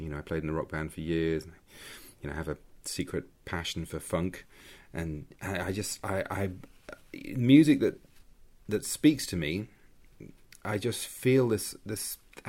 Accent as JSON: {"language": "English", "region": "London", "country": "United Kingdom", "tie": "born or raised there", "said": "People growing up in Mitcham, Surrey, composition was obviously the way out for me."}